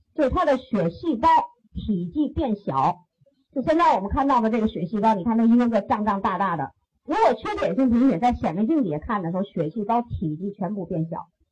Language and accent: Chinese; China; 我们中国人